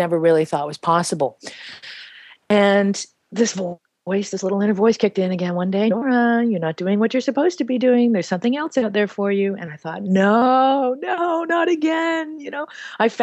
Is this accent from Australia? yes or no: no; Canada; moved away as an adult; now in Peru; I grew up in Canada